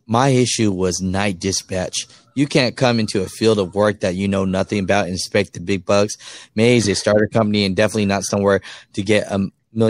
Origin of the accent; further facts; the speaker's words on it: Ohio, United States; I am from Ohio and I got two little boys to take care of, and they told me they can't get me anything around here, but they got terminals in Gary, Indy.